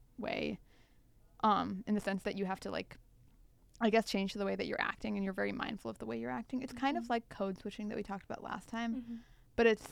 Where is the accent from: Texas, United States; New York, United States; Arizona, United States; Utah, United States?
Texas, United States; I'm Indian American, born and raised in Texas, grew up there my entire life.